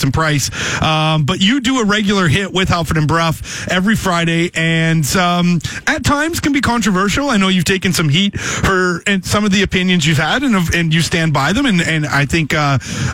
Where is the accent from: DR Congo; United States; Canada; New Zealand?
Canada; just outside of Toronto, Southern Ontario; now in Vancouver, Canada; I'm from Southern Ontario